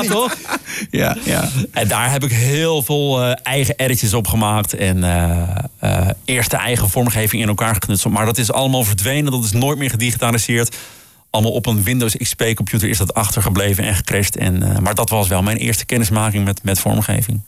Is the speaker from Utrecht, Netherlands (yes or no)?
no; Groningen, Netherlands; Ik kom uit Groningen